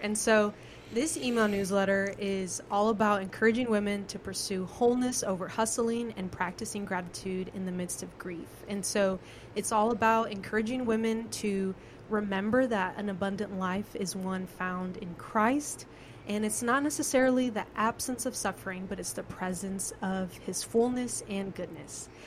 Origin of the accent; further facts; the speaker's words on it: California, United States; now in Kentucky, United States; I'm from California